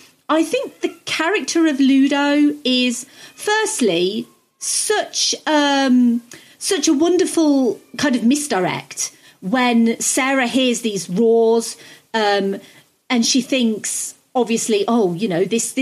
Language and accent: English; United Kingdom; I'm British